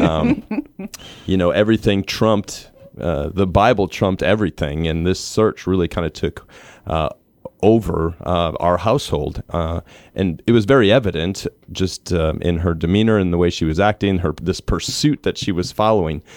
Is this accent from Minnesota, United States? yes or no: yes; Minnesota, United States; I grew up in Minnesota